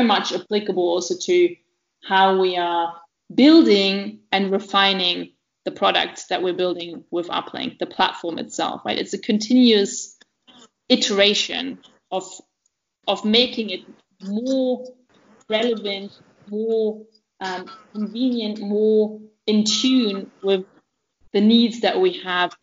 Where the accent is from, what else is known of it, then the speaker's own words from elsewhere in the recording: East Germany, Germany; moved away; also born or lived in Oxford; I grew up in East Germany of a family of a German dad and a Belarusian mother